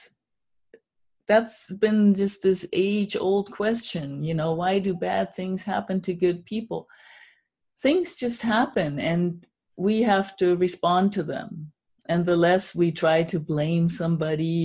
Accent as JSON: {"language": "English", "country": "Germany", "moved": "yes", "said": "I'm originally from Germany"}